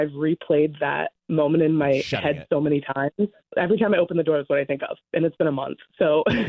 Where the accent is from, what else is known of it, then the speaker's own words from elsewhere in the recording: Rhode Island, United States; moved away; I'm originally from Rhode Island